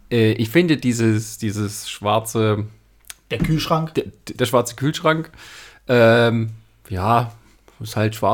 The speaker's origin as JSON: {"language": "German", "country": "Germany", "said": "Ja, als Deutscher, ja."}